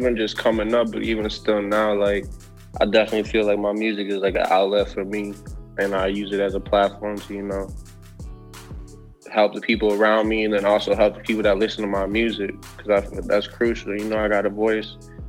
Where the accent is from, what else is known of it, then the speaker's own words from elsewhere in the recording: Sioux Falls, South Dakota, United States; moved away as an adult; also born or lived in Los Angeles; I'm from Sioux Falls, South Dakota.